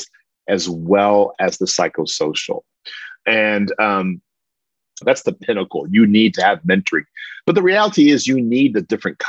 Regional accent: Austin, Texas, United States; I'm from Southeast Austin, educated in East Austin

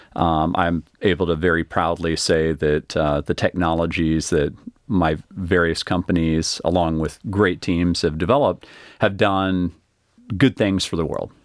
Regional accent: Austin, Texas, United States; I grew up here in Austin

